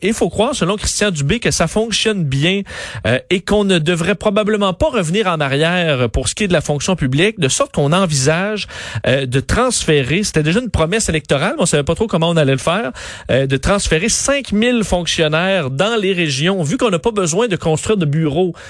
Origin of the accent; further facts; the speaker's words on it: Quebec City, Quebec, Canada; now in Montreal, Canada; je suis un gars de Québec